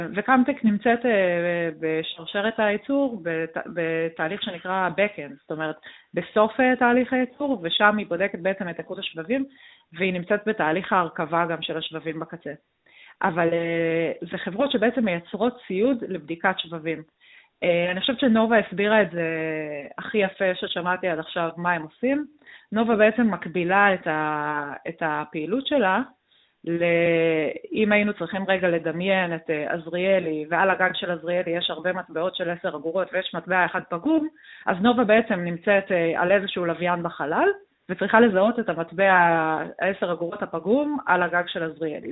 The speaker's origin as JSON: {"language": "Hebrew", "country": "Israel", "said": "אנחנו בתור ישראלים"}